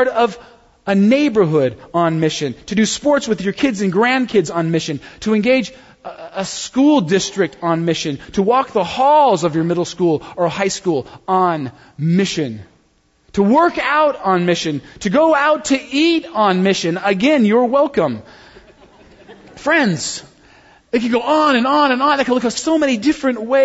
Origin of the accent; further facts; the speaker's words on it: United States; I'm not from a foreign country. I'm just like a white guy from the good old U.S. of A.